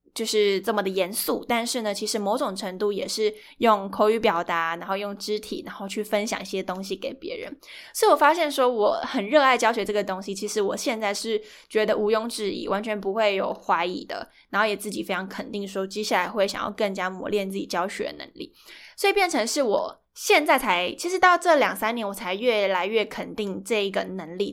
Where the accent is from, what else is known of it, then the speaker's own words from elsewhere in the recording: Yunlin County, Taiwan; 在更之前我其实都在云林跟我的阿嬷公住，就是我从小是在农家那边长大，对，就是那种传统的三合院